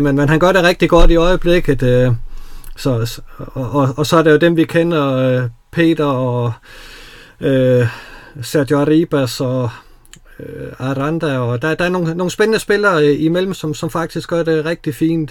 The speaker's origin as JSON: {"language": "Danish", "town": "Odense", "region": "Southern Denmark", "country": "Denmark", "said": "jeg er jo fra Odense"}